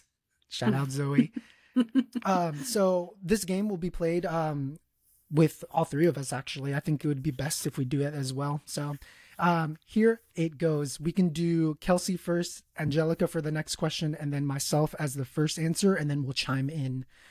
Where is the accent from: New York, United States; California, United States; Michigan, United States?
California, United States; also born or lived in El Salvador (parents); now in Indiana, United States; I was born in California. So a lot of the wordings, a lot of the things that I've learned in English are Californian based.